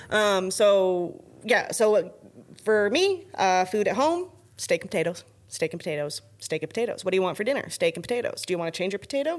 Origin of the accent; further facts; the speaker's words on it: Alberta, Canada; now in Texas, United States; I'm from Alberta